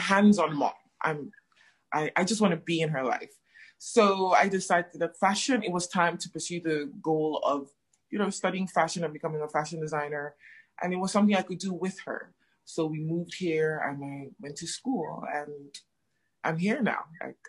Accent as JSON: {"language": "English", "country": "Nigeria", "also_born_or_lived": "Ghana", "lives_now": "Johannesburg, South Africa", "said": "I'm Nigerian Ghanaian. I'm based in Johannesburg, and I'm a fashion designer."}